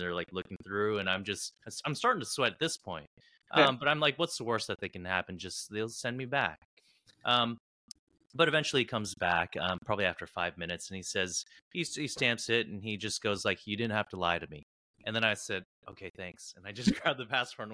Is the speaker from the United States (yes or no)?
yes; United States; as an American